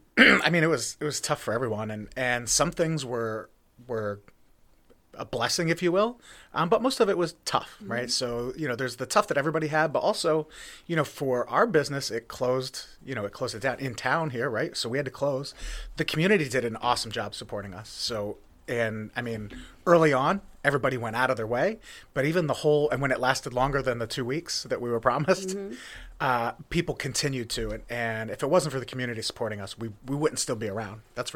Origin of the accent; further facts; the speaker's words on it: Jersey Shore, Pennsylvania, United States; So I told you I'm from Jersey Shore, Pennsylvania. That's where Pine Creek is.